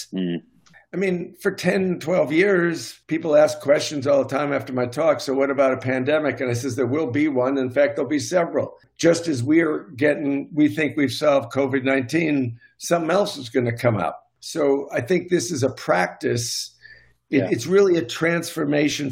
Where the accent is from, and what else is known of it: United States